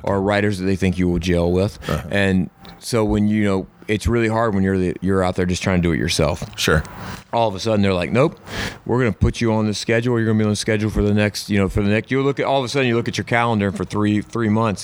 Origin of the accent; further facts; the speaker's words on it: Camden, South Carolina, United States; I grew up in Camden, South Carolina.